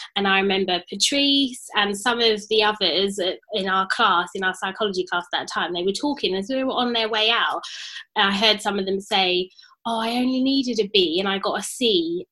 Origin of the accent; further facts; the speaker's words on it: London, United Kingdom; so obviously I grew up in Tottenham and I was still living in Tottenham when the riots happened in 2011.